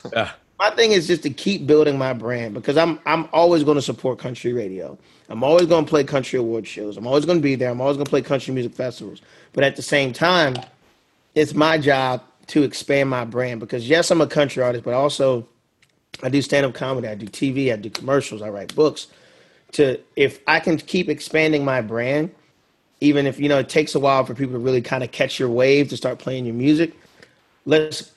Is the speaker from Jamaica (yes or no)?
no; Northeast, United States; I'm from the Northeast. I'm a blunt, straightforward guy.